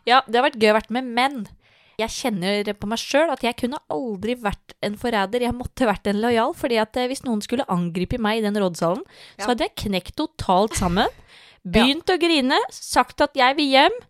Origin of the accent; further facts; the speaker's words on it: Tønsberg, Vestfold, Norway; vi som er fra Tønsberg